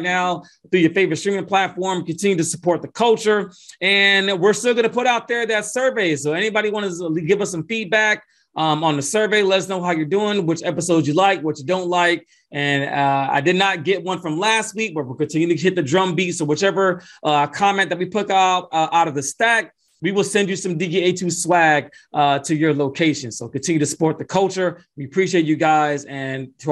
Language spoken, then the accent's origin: English; Atlanta, Georgia, United States; my hometown of Atlanta, Georgia